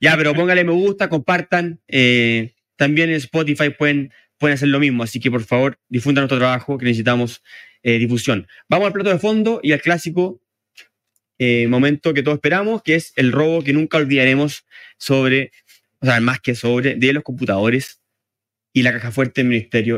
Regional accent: Chile; nosotros como chilenos

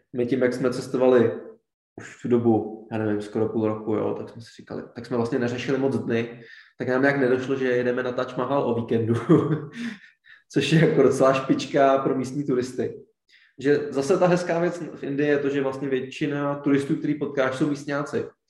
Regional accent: Czechia; my jsme z České republiky

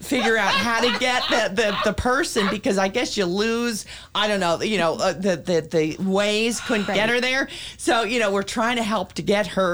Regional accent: Montclair, New Jersey, United States; I have lived in my hometown for, you know, my whole life

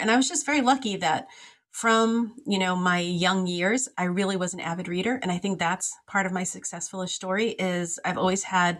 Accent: Lowell, Massachusetts, United States; I grew up in Lowell, where it's a little town or city in Massachusetts.

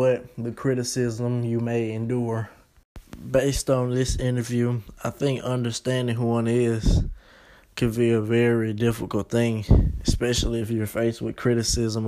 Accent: Clarksdale, Mississippi, United States; I'm from Clarksdale

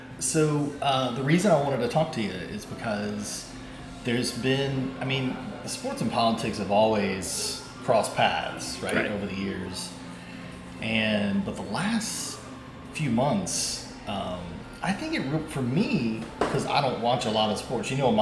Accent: North Louisiana, United States; from North Louisiana, so we were closer to Dallas than we were New York.

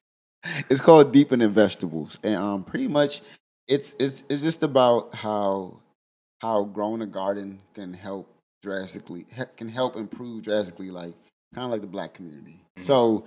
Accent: Prince George's County, Maryland, United States; also born or lived in Washington, D.C.; now in Lexington, United States; I'm from PG County, I'm from Shelby, from Maryland.

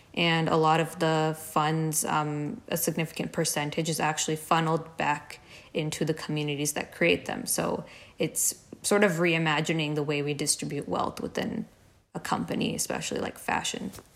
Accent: India; moved away as an adult; now in Dallas, United States; a lot of us growing up in India

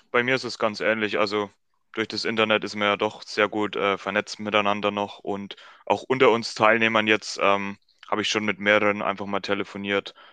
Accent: Germany; accent: German; Aber man hat mich mit meinem deutschen Akzent reden hören.

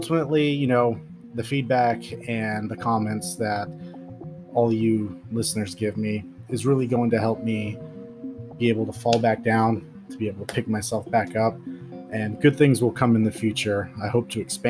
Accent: Pacific Northwest, United States; I'm from the Pacific Northwest

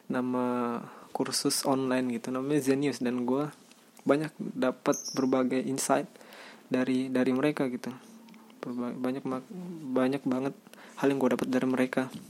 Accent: Banten, Indonesia; tapi karena gue anak Banten ya gue tumbuh dengan bahasa ini

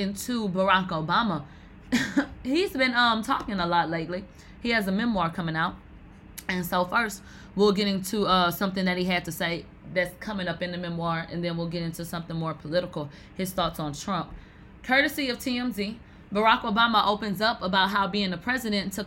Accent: the South, United States; I'm from the South

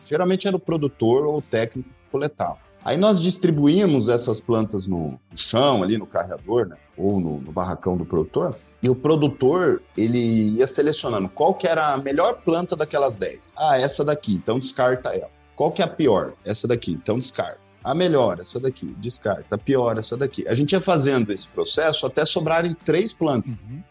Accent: Campo Grande, Mato Grosso do Sul, Brazil; moved away as an adult; also born or lived in Itapeva, São Paulo / Dourados, Mato Grosso do Sul; now in Cascavel, Brazil; Eu sou de Campo Grande, Mato Grosso do Sul

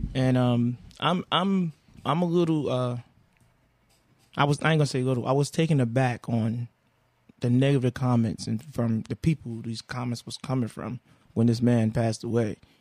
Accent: the South, United States; I'm a man from the South

